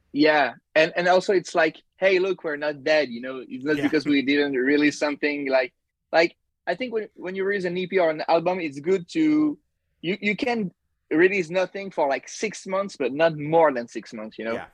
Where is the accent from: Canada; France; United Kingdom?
France; Paris, Île-de-France; I'm from Paris, France. Oh, I'm close to Paris. I'm not in Paris.